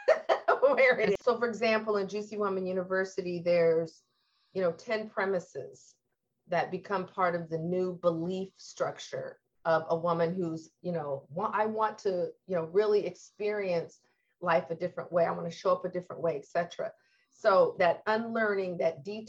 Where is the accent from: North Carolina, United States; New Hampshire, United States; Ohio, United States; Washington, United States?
Washington, United States; Lacey; growing up in Lacey, we had an older house